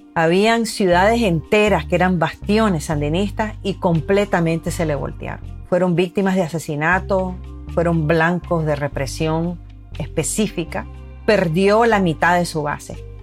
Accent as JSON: {"language": "Spanish", "country": "Nicaragua", "tie": "born or raised there", "said": "Yo viví, yo crecí en Nicaragua, yo soy nicaragüense"}